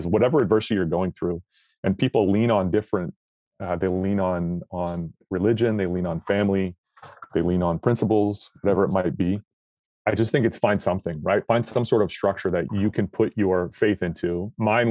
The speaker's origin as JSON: {"language": "English", "region": "Northern Nevada", "country": "United States", "tie": "born or raised there", "said": "I grew up in Northern Nevada."}